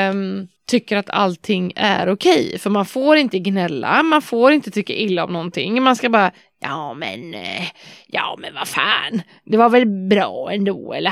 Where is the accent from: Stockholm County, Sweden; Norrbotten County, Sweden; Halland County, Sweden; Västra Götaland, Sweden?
Halland County, Sweden; Varberg; moved away; Men det har vi väldigt mycket hemma i Varberg.